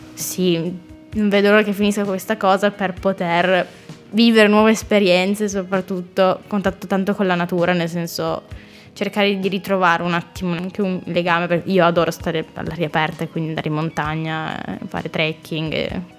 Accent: Mondovì, Piedmont, Italy; moved away as an adult; now in Trento, Italy; sono nata a Mondovì in provincia di Cuneo, Basso Piemonte. E mi sono trasferita 5 anni fa

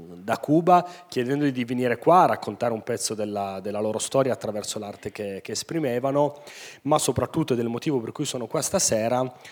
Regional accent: Turin, Piedmont, Italy; siamo nati e cresciuti tutti a Torino

